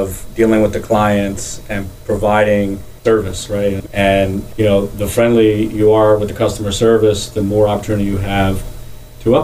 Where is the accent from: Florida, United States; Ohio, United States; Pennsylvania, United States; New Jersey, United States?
Pennsylvania, United States; Philadelphia; grew up in a great row home neighborhood on Everett Avenue in the Oxford Circle section